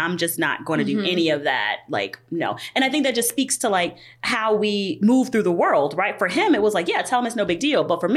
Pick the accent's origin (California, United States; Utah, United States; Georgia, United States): Georgia, United States; I'm from Georgia